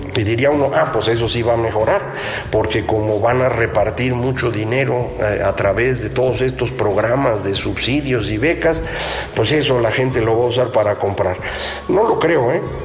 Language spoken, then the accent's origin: Spanish; Mexico